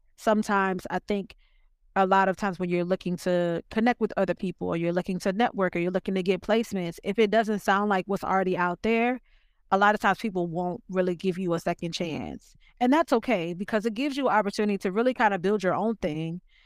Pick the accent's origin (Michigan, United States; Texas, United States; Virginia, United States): Virginia, United States; Richmond; now in Los Angeles, United States; I am from Virginia, Richmond, Virginia, to be specific.